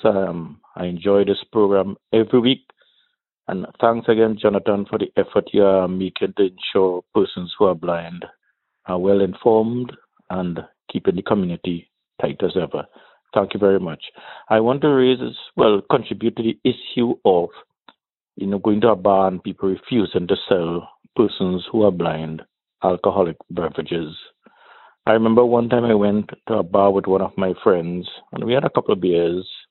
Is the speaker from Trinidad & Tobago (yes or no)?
yes; Trinidad & Tobago; I am from where Brian Lara Started his cricket and where he was born in Trinidad and Tobago